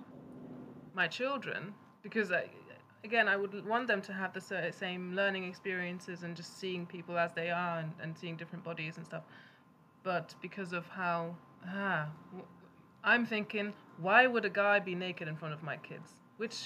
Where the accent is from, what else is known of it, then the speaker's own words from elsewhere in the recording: Germany; moved away; I remember them from growing up in Germany